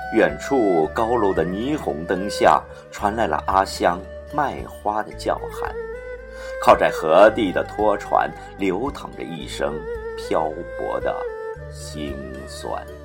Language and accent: Chinese; Shanghai, China; 小时候住在老城乡，常去董家渡，十六铺新开河玩